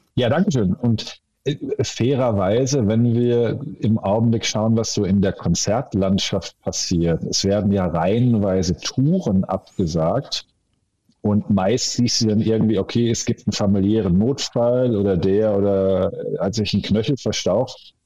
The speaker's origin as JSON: {"language": "German", "town": "Hamm", "region": "North Rhine-Westphalia", "country": "Germany", "tie": "born or raised there", "said": "hier aus meiner Heimat in Hamm"}